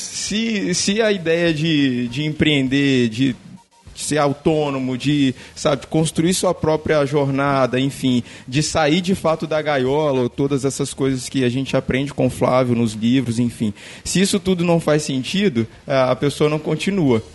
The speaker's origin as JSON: {"language": "Portuguese", "town": "Vila Velha", "region": "Espírito Santo", "country": "Brazil", "said": "eu sou de Vila Velha, Espírito Santo"}